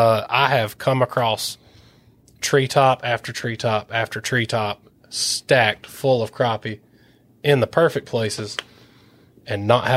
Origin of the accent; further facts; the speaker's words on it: Central Alabama, United States; moved away as an adult; also born or lived in Tuscaloosa, Alabama; now in Lake Lanier area, United States; Growing up in Central Alabama, we had Smith Lake, Lewis Smith Lake, and Coleman and Arley and Jasper, Alabama